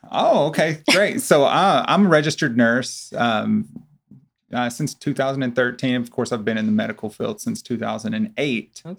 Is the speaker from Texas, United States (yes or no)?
yes; Corsicana, Texas, United States; I'm originally from Corsicana as well.